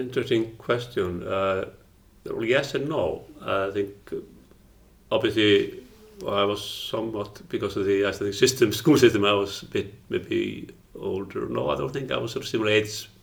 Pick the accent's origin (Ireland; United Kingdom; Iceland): Iceland